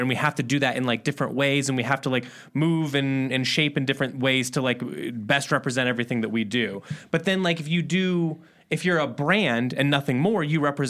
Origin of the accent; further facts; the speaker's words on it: Midwest, United States; we're from the Midwest, so there was a big like hardcore scene